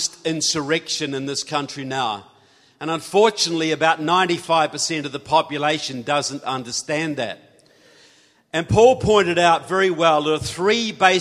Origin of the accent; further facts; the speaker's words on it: New Zealand; I'm from New Zealand.